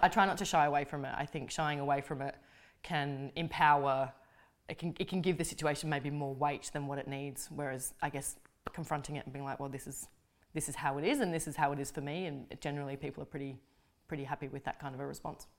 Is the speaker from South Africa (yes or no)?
no; Australia; being Australian is a very important thing for me, and I take an immense amount of pride in being able to represent my country